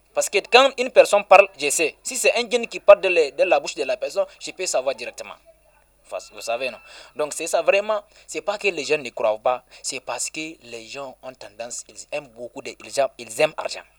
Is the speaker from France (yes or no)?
no; Balleyara, Tillabéri, Niger; Balayara, c'est mon village natal.